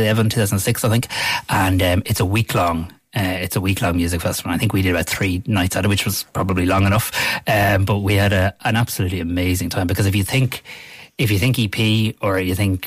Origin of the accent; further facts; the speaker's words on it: Greystones, Leinster, Ireland; growing up in Greystones as a young teenager